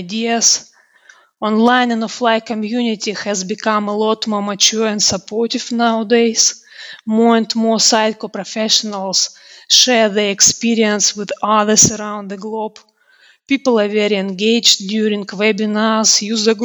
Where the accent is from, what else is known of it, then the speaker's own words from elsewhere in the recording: Russia; now in United Kingdom; I'm originally from Russia. Now I live and work in the UK